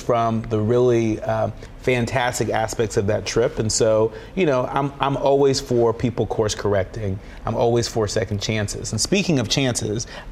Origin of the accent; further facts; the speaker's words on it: Concord, California, United States; my hometown, Concord, California